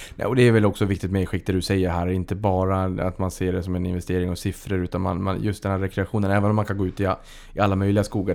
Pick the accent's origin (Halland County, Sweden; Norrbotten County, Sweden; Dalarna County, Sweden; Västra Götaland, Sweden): Norrbotten County, Sweden; Boden; moved away; Boden där jag kommer ifrån fanns en rulltrappa